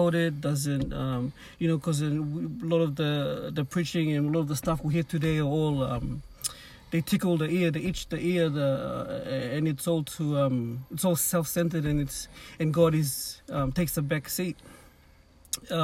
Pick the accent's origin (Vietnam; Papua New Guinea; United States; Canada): Papua New Guinea; now in Cairns, Australia; Growing up in Papua New Guinea